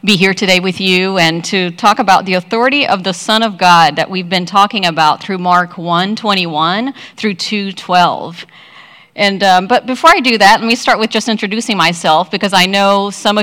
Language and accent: English; Brazil; now in United States; I'm from Brazil. I've been in the U.S. for 30 plus years.